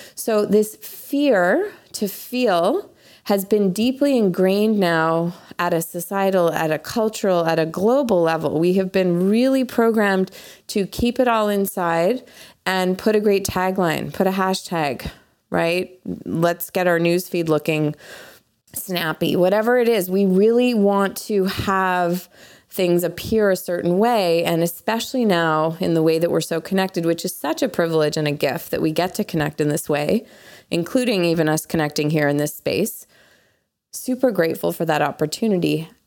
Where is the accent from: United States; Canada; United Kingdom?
Canada; moved away; being Canadian